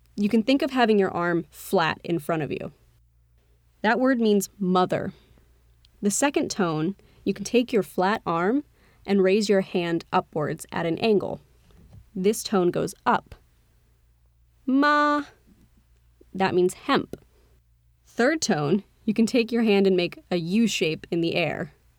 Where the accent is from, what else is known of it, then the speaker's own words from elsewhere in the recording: United States; accent: American; my accent was very American